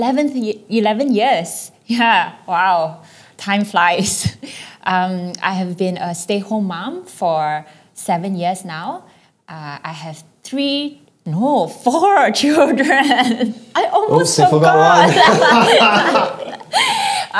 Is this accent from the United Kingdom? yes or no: no; Singapore; also born or lived in Hong Kong; I was born in Hong Kong, and in my early childhood, my mom was working, and I was taken care of by my aunt. But when my whole family migrated to Singapore when I was 7